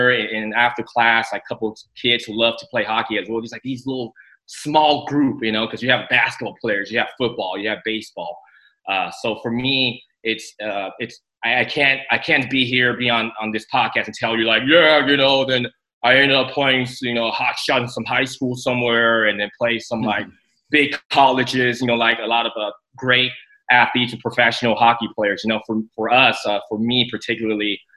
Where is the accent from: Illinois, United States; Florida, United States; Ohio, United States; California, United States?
California, United States; San Francisco; born or raised there; also born or lived in Taiwan